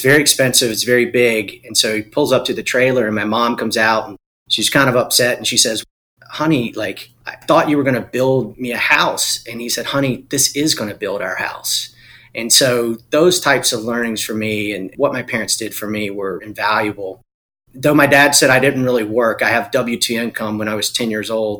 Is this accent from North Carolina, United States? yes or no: yes; Eastern North Carolina, United States; I was born and raised in Eastern North Carolina. I'm a farm boy